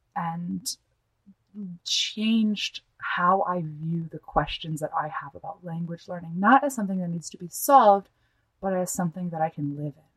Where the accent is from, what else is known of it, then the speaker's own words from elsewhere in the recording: United States; accent: gringo; moved away; also born or lived in Mexico; I was living in Mexico, as functionally a white American citizen with a really good level of Spanish